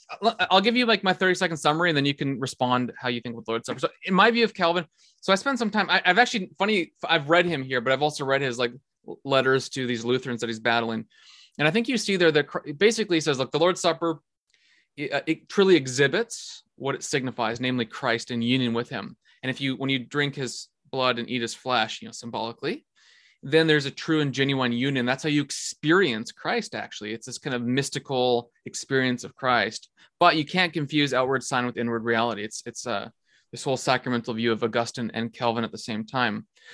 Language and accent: English; Netherlands; accent: Dutch; moved away; I'm from the Netherlands, that's how I talk. Even though it's the worst accent in the world.